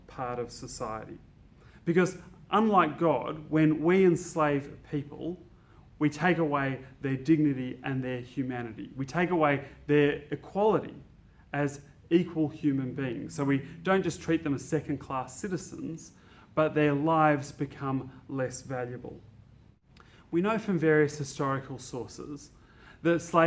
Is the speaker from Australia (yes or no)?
yes; Australia; as a Christian and as an Australian, I'm a Christian first and an Australian second